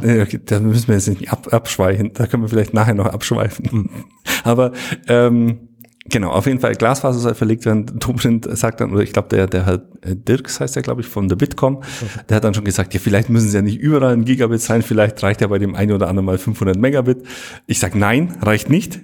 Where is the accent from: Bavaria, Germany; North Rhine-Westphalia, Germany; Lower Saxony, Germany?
Bavaria, Germany; bei uns in Bayern